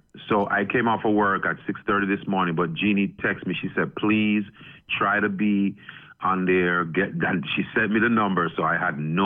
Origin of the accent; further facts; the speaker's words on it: Jamaica; I'm from Jamaica